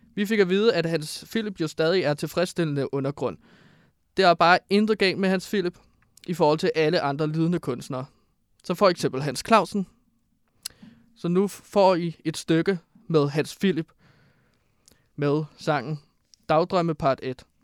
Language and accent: Danish; Herlev, Capital Region of Denmark, Denmark; Jeg kommer fra Herlev